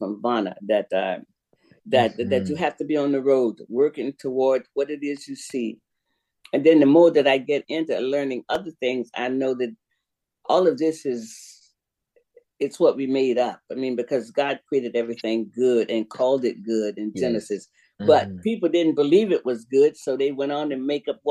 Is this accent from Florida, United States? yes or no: yes; Sanford, Florida, United States; moved away; also born or lived in Jacksonville, Florida / West Coast, United States; Sanford. I was raised in Sanford, born in Jacksonville